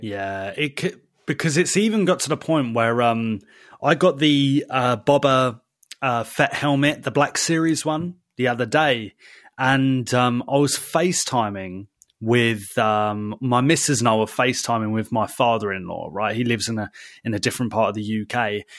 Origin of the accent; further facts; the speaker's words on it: United Kingdom; we're British